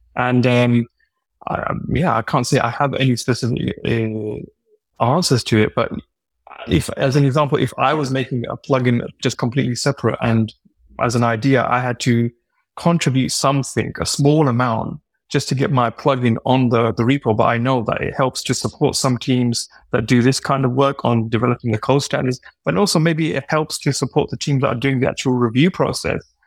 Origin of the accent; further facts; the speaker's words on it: United Kingdom; as a Brit